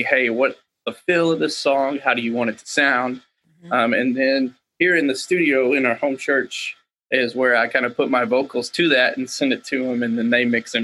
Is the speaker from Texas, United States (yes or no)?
yes; Waco, Texas, United States; my hometown in Waco